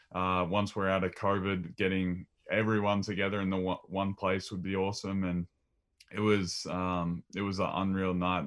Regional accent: Maryborough, Victoria, Australia; growing up in Maryborough, shooting hoops with mum and dad rebounding

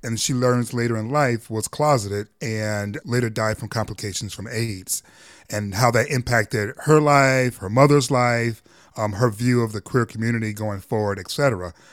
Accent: Detroit, Michigan, United States; we're both from Detroit. I'm from the East Side, Mack and Van Dyke

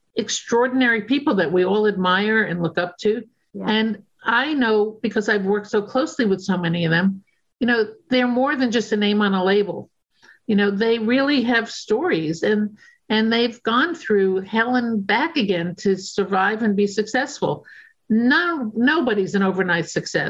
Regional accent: New York City, New York, United States; I'm a New Yorker

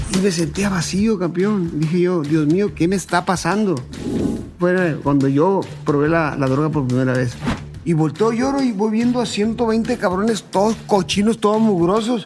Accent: Culiacán, Sinaloa, Mexico; also born or lived in Ciudad Obregón, Sonora; soy de Sinaloa, bueno, nací en Ciudad Obregón, Sonora, pero radicado toda mi vida en, en Culiacán, Sinaloa.

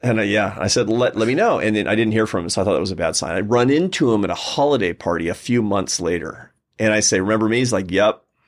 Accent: Seattle, Washington, United States; I was growing up in Seattle

